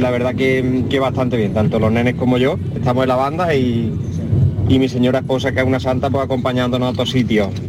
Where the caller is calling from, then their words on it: Seville, Andalusia, Spain; Hola, buenas tardes. … de Sevilla.